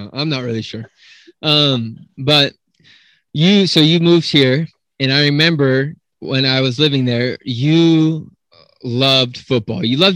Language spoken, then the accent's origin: English; Salt Lake City, Utah, United States; moved away; growing up in Utah, in Salt Lake City